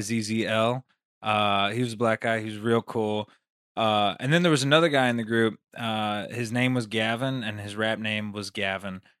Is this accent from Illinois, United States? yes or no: no; Las Vegas, Nevada, United States; also born or lived in Queens, New York; I'm from Las Vegas, Nevada